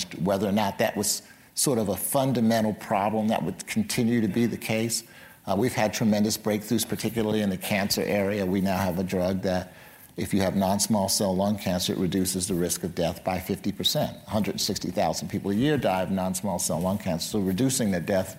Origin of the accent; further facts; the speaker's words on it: Philadelphia, Pennsylvania, United States; my hometown of Philadelphia